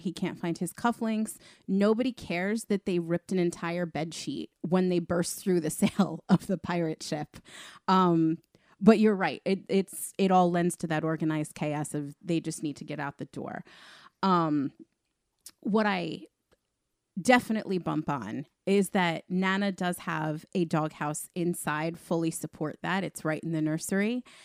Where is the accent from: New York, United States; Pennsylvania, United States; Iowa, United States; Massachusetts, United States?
New York, United States; Long Island; we're all obviously from Long Island